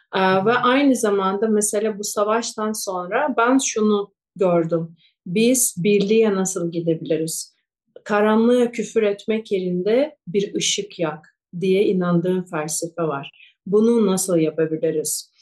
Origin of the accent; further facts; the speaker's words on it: Kyiv, Ukraine; first language Russian; Turkish is a second language; moved away as an adult; also born or lived in Japan; Ben Ukraynalıyım, Kiev'de doğdum ve benim ana dilim Rusça